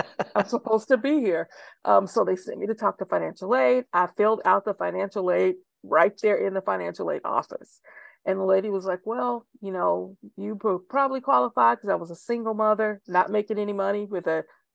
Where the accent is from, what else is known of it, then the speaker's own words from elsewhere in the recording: Corsicana, Texas, United States; also born or lived in Dallas, Texas; my hometown, 30 miles more south, back to Navarro College in Corsicana.